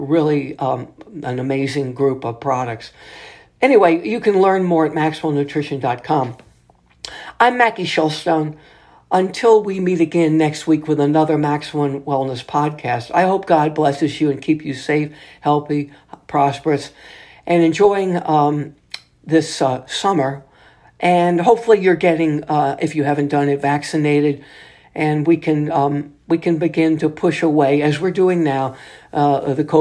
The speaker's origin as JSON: {"language": "English", "town": "New Orleans", "region": "Louisiana", "country": "United States", "said": "here in my home state city of New Orleans"}